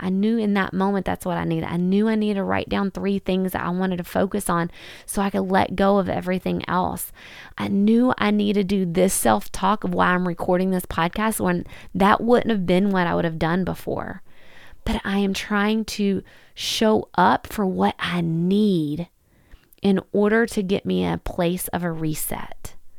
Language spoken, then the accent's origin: English; Kentucky, United States; in Kentucky, in my hometown